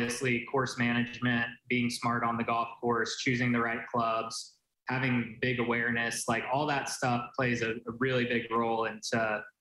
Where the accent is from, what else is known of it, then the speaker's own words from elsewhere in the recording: Dublin, California, United States; moved away as an adult; now in Auburn, United States; That is where I grew up. I'm a proud Bay Area native. Okay. Grew up in the East Bay Area. I'm from Dublin, California